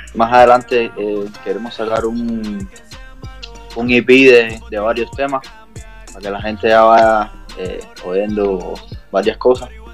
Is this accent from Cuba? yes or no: yes; Cuba; yo soy cubano